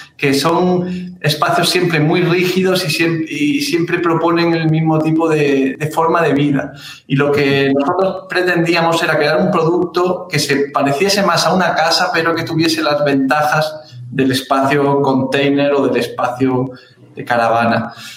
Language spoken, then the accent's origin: Spanish; Granada, Andalusia, Spain; moved away as an adult; now in São Paulo, Brazil; soy español, de Granada